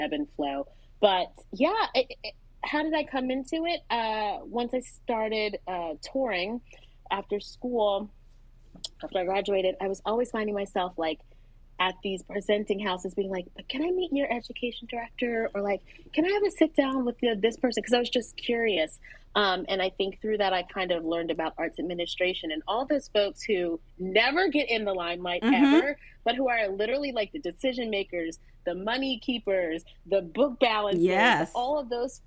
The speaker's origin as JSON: {"language": "English", "town": "Philadelphia", "region": "Pennsylvania", "country": "United States", "tie": "born or raised there", "said": "I grew up in Philadelphia"}